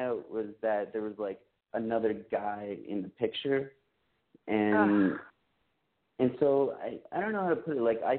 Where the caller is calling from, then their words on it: Montreal, Quebec, Canada; I'm calling from Montreal, and I'm 28.